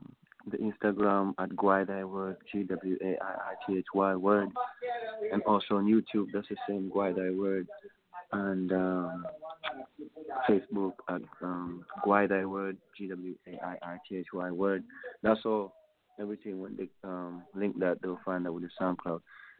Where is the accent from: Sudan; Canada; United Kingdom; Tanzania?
Tanzania; Not like I'm just from Tanzania in L.A. or in Chicago or in Atlanta.